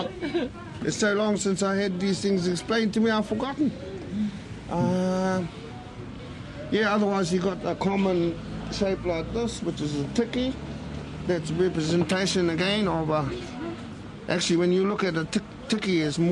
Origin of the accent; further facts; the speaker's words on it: Mōkau, Whangaruru, Northland, New Zealand; moved away as an adult; also born or lived in Wellington / Waikato; now in Ngāruawāhia, New Zealand; I was born and raised up in Moko Whangariri